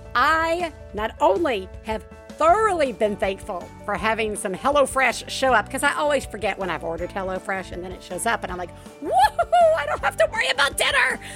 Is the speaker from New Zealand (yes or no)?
no; the South, United States; I'm from the South